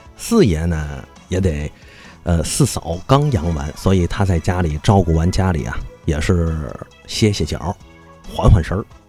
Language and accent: Chinese; Tianjin, China; 作为天津人